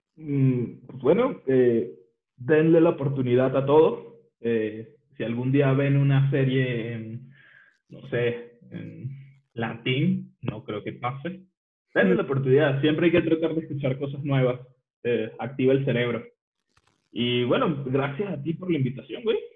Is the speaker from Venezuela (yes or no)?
yes; Venezuela; el de Venezuela, porque no tenemos tantas, eh, un acento tan marcado como el mexicano